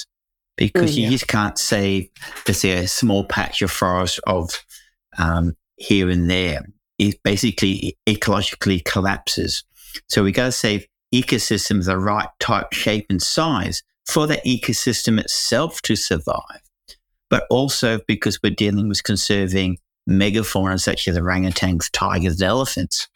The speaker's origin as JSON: {"language": "English", "country": "Hong Kong", "moved": "yes", "lives_now": "Perth, Australia", "said": "I come from Hong Kong, which is, you know, one of the largest metropolises that you can imagine."}